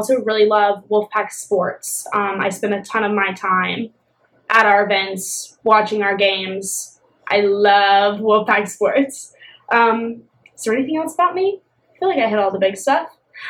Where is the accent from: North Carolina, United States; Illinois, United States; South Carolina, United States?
North Carolina, United States; Raleigh; I grew up right here in Raleigh, North Carolina.